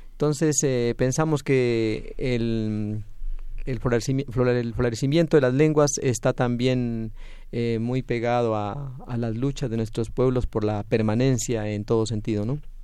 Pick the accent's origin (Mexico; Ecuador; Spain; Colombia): Colombia; southern Colombia; yo vengo de una zona de Colombia, de la zona sur de, del país